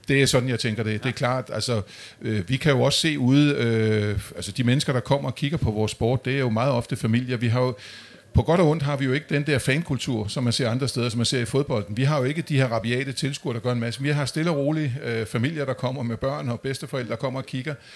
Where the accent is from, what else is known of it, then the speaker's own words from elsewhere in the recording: Amager, Capital Region of Denmark, Denmark; Jeg er vokset op ude på Amager